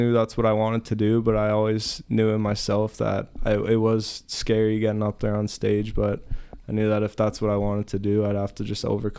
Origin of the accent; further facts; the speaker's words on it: Canada; growing up as like a Canadian